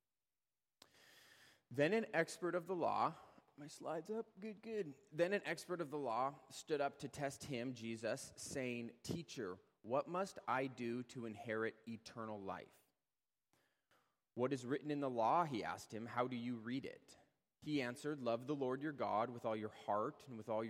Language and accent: English; Edmonds, Washington, United States; I was born and raised here in Edmonds